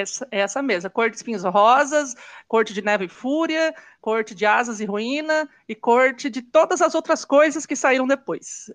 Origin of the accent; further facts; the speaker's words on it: Londrina, Paraná, Brazil; eu sou de Londrina, no Paraná